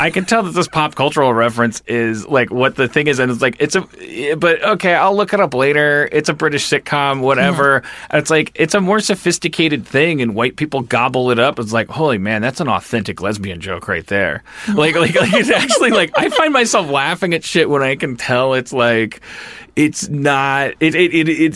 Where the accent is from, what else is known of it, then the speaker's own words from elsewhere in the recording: Wisconsin, United States; I'm from Wisconsin